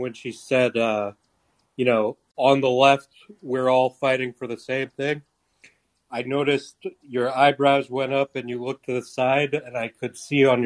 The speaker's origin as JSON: {"language": "English", "town": "Potomac", "region": "Maryland", "country": "United States", "tie": "born or raised there", "also_born_or_lived": "New York", "moved": "as an adult", "lives_now": "California, United States", "said": "we grew up in Potomac"}